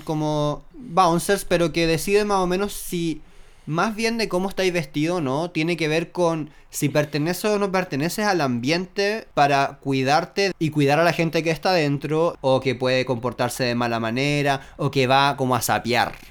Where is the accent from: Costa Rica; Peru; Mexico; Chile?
Chile; nosotros como chilenos